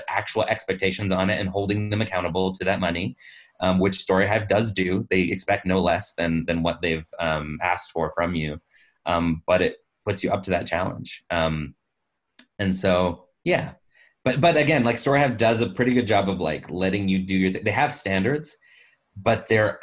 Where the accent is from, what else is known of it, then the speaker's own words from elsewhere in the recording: Canada; I'm a straight male, born and raised in Canada, full citizenship. I have this accent, which is not detectably foreign